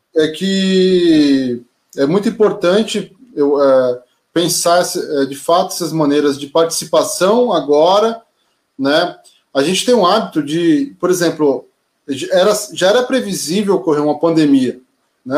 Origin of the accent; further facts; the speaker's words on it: São Vicente, São Paulo, Brazil; minha caminhada, quase a maior parte da minha vida, em São Vicente